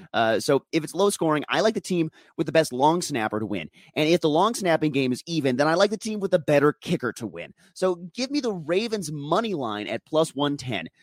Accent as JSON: {"language": "English", "town": "Denver", "region": "Colorado", "country": "United States", "tie": "born or raised there", "said": "My hometown, Denver"}